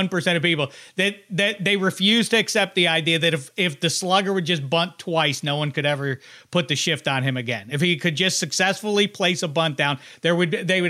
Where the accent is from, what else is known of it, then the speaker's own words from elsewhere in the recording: Pittsburgh, Pennsylvania, United States; I'm from Pittsburgh